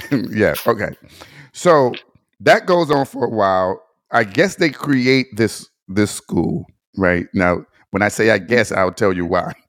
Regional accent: Detroit, Michigan, United States; growing up in Detroit

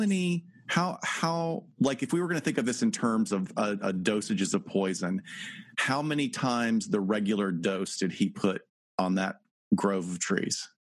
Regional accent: North Alabama, United States; I'm from North Alabama

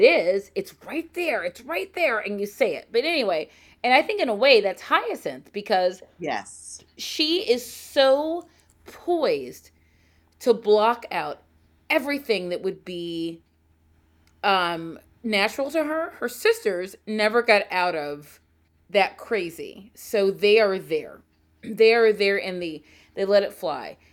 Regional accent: Baltimore, Maryland, United States; also born or lived in Saudi Arabia; growing up in Baltimore

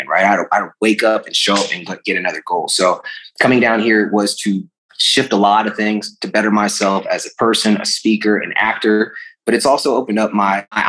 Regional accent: United States; being born in our country and raised

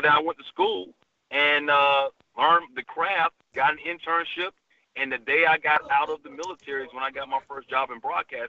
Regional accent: Bronx, New York, United States; born there; now in Alabama, United States; I was born in the Bronx, so I had one accent there. Then I moved to Alabama, and that accent started coming out.

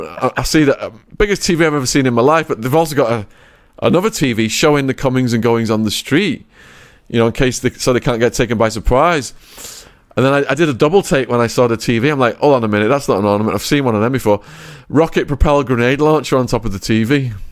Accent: England, United Kingdom; accent: English; moved away; my English accent

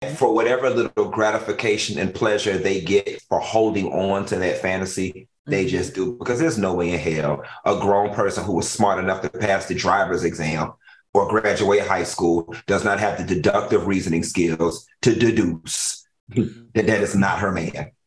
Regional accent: Miami, Florida, United States; I'm from Miami. We we in Miami, we got this culture

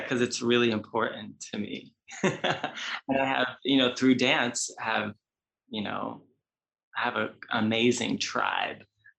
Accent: New York City, New York, United States; moved away as an adult; now in Los Angeles, United States; growing up in New York, as you know, New York is so fast paced and like, you know, New York and LA are like the leading capitals of dance. So being in New York City, growing up that way, it came from a local studio, danced in Manhattan

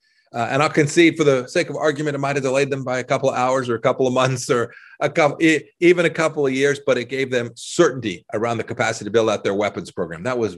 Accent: Kansas, United States

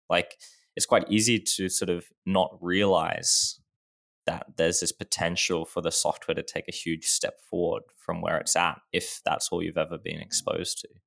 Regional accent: Australia; Sure. Um, I guess always been in Australia. It's a great place to live.

